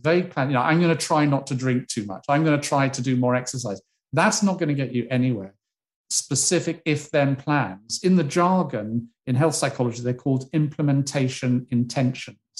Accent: United Kingdom; as a Brit

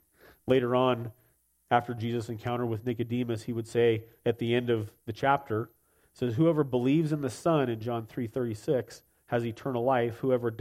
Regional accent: United States; born there; because I subscribe to certain political views and because I was born in America, therefore I'm a Christian.

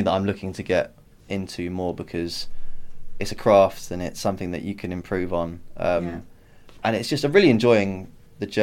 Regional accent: United Kingdom; also born or lived in Ireland (ancestry); I'm from an Irish family, but you know, I'm lived in London and Kent all my life.

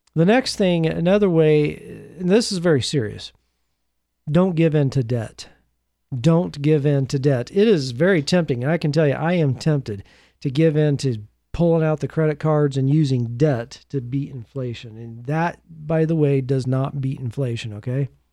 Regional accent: United States; as an American

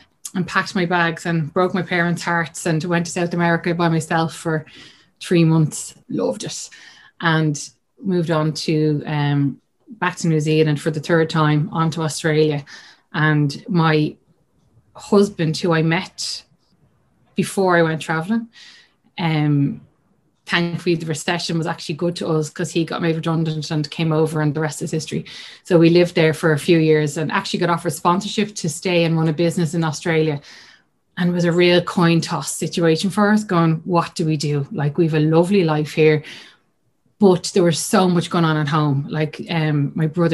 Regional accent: Dublin, Leinster, Ireland; I'm from Dublin. Grew up in the north side of Dublin

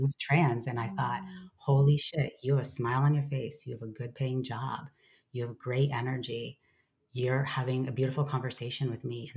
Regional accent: Lancaster, California, United States; I grew up in Southern California in a really small town called Lancaster, part of the Mojave Desert

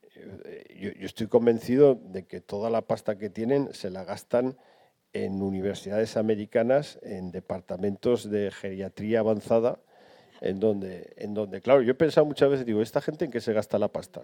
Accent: Barbastro, Aragon, Spain; moved away as an adult; yo a los 18 años me fui de Barbastro, eh, pero mi vida ya se había construido en Barbastro.

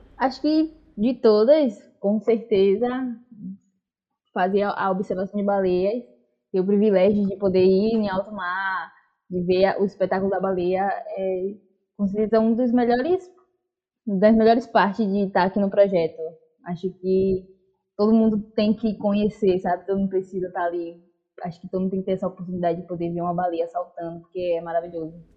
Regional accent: Bahia, Brazil; also born or lived in Salvador; now in Praia do Forte, Brazil; sou nascida na Bahia mesmo, em Salvador, mas moro agora na região de Prado Forte, aqui no litoral. É, já estou aqui há mais, há mais ou menos 10 anos

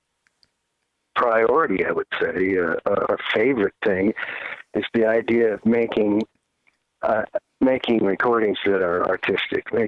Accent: Wichita, Kansas, United States; now in Nashville, United States; I come from Kansas. Tony's from Cleveland, Ohio. I'm from Wichita

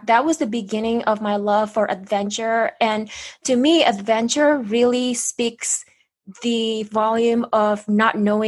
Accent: Indonesia; moved away; I was born in Indonesia.

